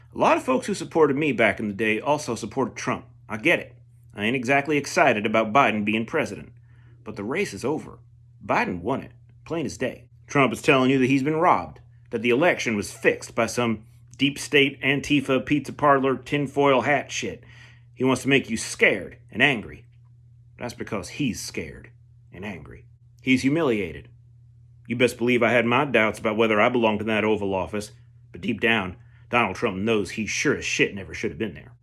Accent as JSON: {"language": "English", "country": "United States", "said": "as an American"}